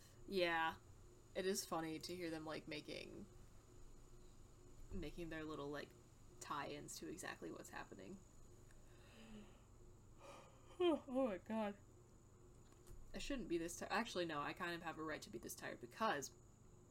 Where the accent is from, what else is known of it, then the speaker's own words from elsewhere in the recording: United States; I'm an American, so I do not know the metric system